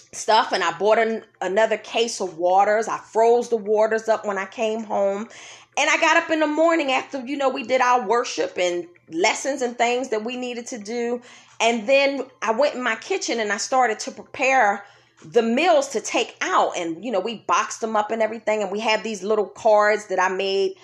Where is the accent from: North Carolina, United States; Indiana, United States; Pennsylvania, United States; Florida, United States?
Pennsylvania, United States; Philadelphia; when I was a kid walking the streets of Germantown, Pennsylvania with her growing up in Philadelphia